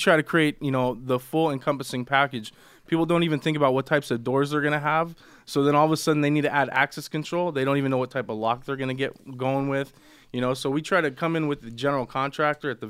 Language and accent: English; Buena Park, California, United States; I'm from Buena Park, but I hung out in Brea and Placentia. I went to Servite